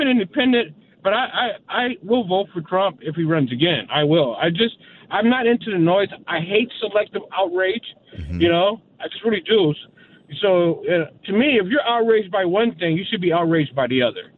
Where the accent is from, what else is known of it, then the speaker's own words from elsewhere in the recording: California, United States; moved away as an adult; I'm from California